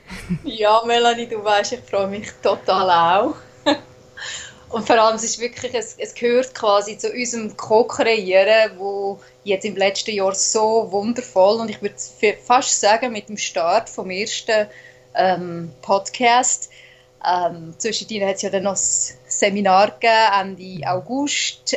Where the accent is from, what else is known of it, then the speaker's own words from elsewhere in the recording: Switzerland; accent: Swiss German; first language Swiss German; auf Schweizerdeutsch, also in meiner wirklich so, wie die Sprache gewachsen ist in mir, meiner Muttersprache